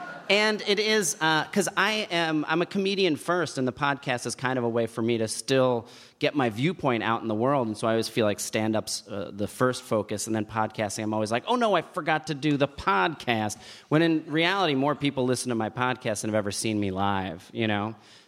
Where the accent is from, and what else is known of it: New Jersey, United States